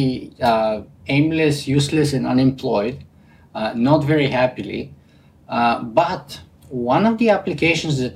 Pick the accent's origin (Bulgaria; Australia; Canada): Bulgaria; accent: Bulgarian; English is a second language; moved away; I have a pretty distinct Bulgarian accent